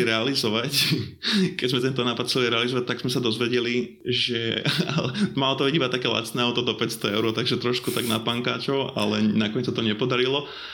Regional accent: Poprad, Prešov Region, Slovakia; Ja som z Popradu

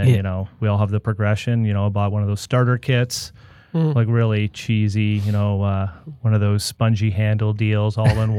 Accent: Grimsby, Ontario, Canada; also born or lived in Toronto; I'm originally from Toronto, but I think my formative years would be in the Niagara region. So my dad likes to think he was the first commuter. So he moved from downtown Toronto to the Grimsby area.

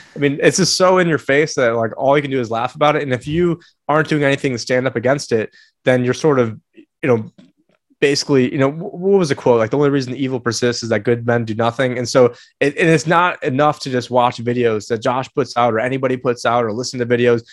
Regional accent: New York, United States; moved away; I was born in New York

